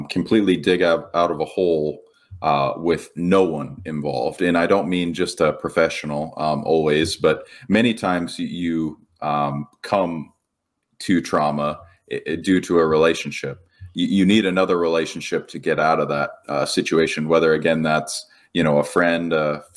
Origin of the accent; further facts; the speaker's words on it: Coeur d'Alene, Idaho, United States; I was born in Coeur d'Alene, Idaho.